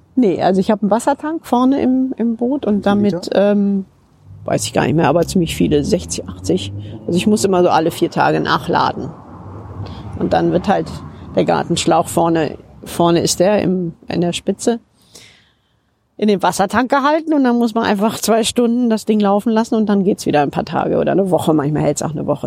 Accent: Rhineland, Germany; now in United Kingdom; Ich bin ja auch Rheinländerin

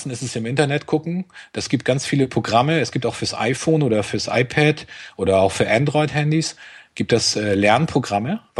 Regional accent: Schleswig-Holstein, Germany; als Schleswig-Holsteiner muss man nach Bremen eine ganze Zeit lang.

